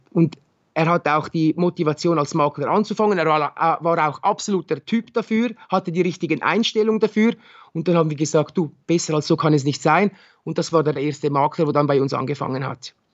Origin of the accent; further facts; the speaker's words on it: Winterthur, Zurich, Switzerland; ich bin in, in Winterthur bin ich zur Schule gegangen, äh, ich habe meine Lehre hier absolviert, man, man kennt schon sehr viele Leute.